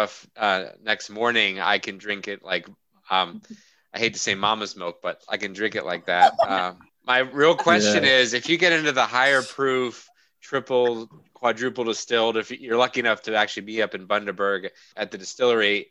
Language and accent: English; Pennsylvania, United States; I'm from Pennsylvania.